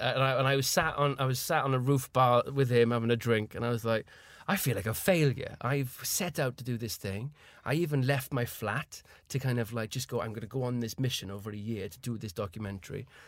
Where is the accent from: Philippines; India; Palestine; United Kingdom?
United Kingdom; Caerphilly, Wales; moved away as an adult; now in London, United Kingdom; I was from Caerphilly